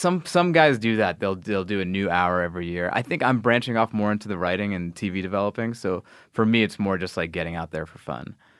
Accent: New York, United States; I was born in New York

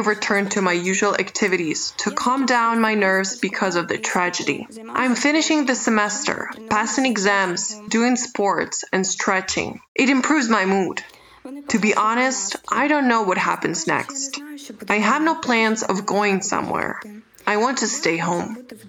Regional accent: Kremenchuk, Poltava Oblast, Ukraine; It is my hometown

